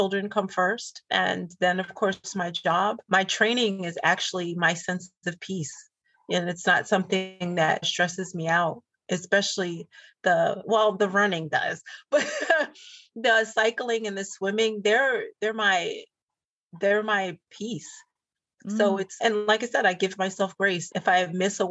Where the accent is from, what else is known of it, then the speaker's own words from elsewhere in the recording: New York, United States; I'm a city kid. I grew up in New York.